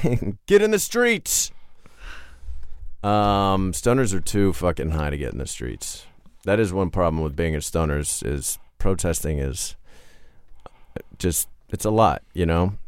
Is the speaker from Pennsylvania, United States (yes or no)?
yes; Pittsburgh, Pennsylvania, United States; now in Los Angeles, United States; I'm from Pennsylvania and Pittsburgh specifically.